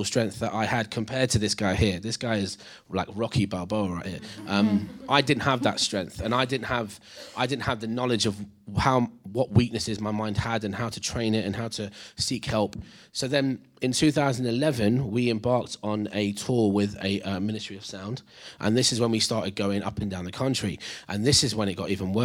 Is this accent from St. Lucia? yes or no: no; Leicester, East Midlands, United Kingdom; I'm an Indian lad from Leicester